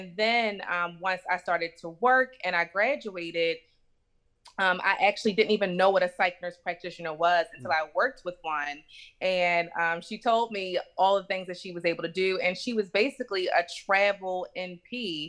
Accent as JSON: {"language": "English", "town": "Baltimore", "region": "Maryland", "country": "United States", "tie": "born or raised there", "said": "So, first, I grew up in Baltimore, Maryland."}